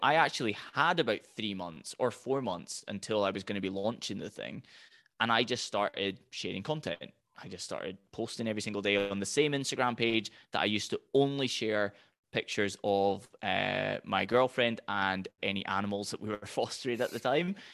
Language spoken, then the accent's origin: English; Highlands of Scotland, United Kingdom; I'm from the Highlands of Scotland